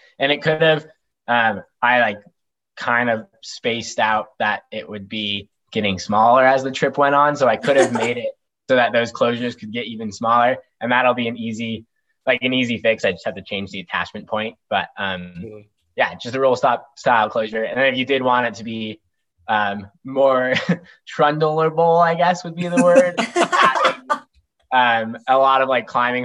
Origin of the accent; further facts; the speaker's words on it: Durango, Colorado, United States; now in Bozeman, United States; I grew up in Colorado